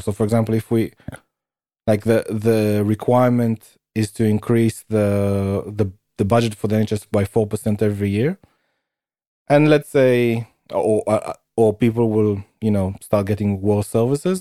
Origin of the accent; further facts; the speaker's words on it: United Kingdom; where I'm from.